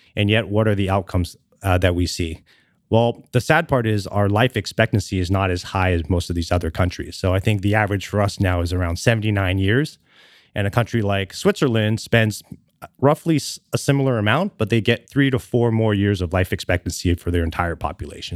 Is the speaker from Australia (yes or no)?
no; Canada; moved away as an adult; now in Los Angeles, United States; born and raised in Canada and lived there for about twenty years